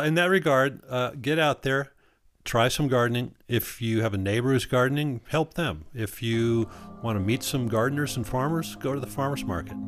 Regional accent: Wisconsin, United States; also born or lived in Southwest Colorado; now in Colorado, United States; I'm from Wisconsin. They had rhubarb pie when I was growing up

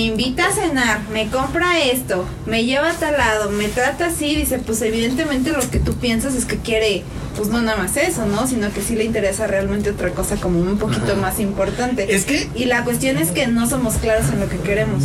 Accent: Mexico; Nosotros como mexicanos

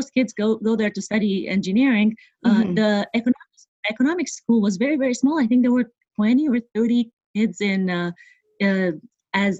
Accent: Bucharest, Romania; moved away as an adult; now in New York, United States; So I was born and raised in Bucharest, Romania

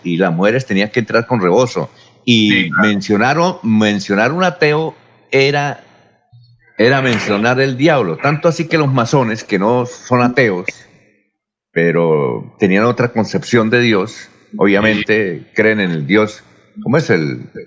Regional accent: Barichara, Santander, Colombia; en Barichara, mi tierra

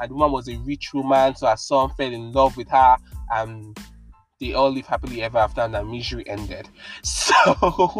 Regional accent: Nigeria; I'm from Nigeria

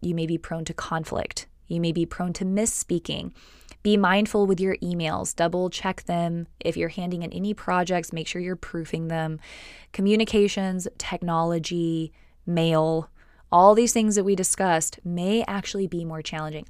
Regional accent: Texas, United States; also born or lived in California; I grew up in Texas. I was born in California. I grew up in Texas

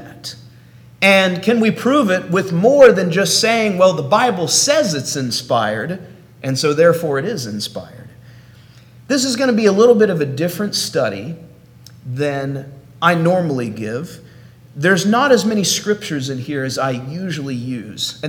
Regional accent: Oklahoma, United States; now in Tallahassee, United States; I hail from Oklahoma, but right now I'm living in Florida in the city of Tallahassee

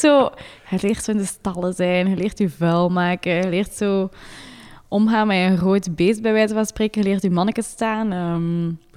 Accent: Maldegem, Flanders, Belgium; moved away as an adult; also born or lived in Leuven; now in Monaco; ik ben verhuisd van Maldegem, want ik kom van Maldegem naar Leuven. Dus in, bij mijn papa thuis hadden wij ons eigen stal

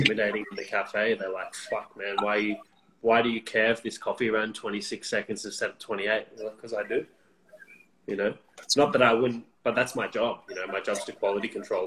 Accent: Canberra, Australian Capital Territory, Australia; my hometown, Canberra.

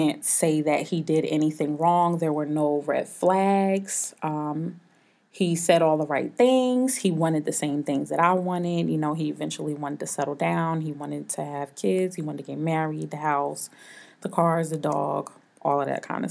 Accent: Atlanta, Georgia, United States; I'm 32. I'm from Atlanta, Georgia.

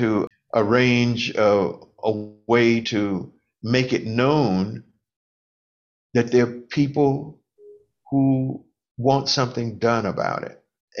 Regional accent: the South of the United States, United States; now in Wilmette, United States; I'm an African American, and I was born in the South of the United States during segregated America.

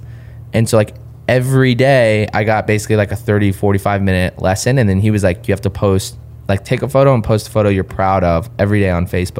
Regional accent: Claremont, California, United States; That's born and raised in Southern California.

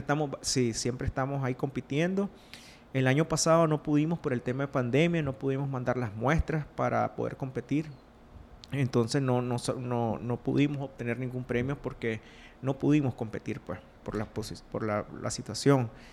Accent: Rivas, Nicaragua; also born or lived in Honduras; soy de Rivas, Nicaragua, del sur de Nicaragua

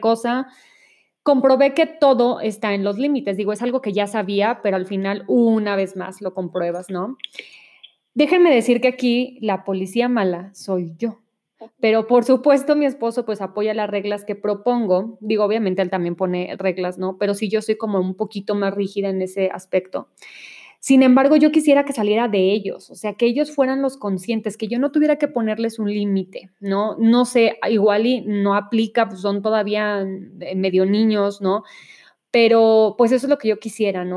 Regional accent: Monterrey, Nuevo León, Mexico; now in Mexico City, Mexico; yo soy de Monterrey y cuando llegué a vivir a la Ciudad de México

